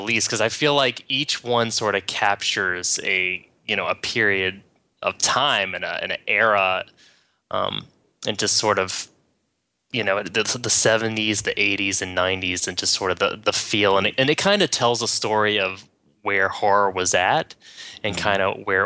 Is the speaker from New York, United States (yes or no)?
no; West Virginia, United States; moved away; I'm originally from West Virginia